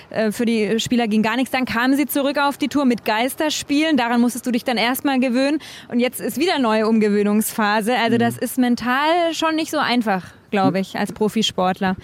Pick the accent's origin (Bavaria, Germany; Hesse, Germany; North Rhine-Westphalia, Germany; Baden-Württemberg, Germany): Baden-Württemberg, Germany; Konstanz; ich komme jetzt nicht aus Villingen okay. genau, sondern aus äh, Konstanz oder Konstanz, wie wir sagen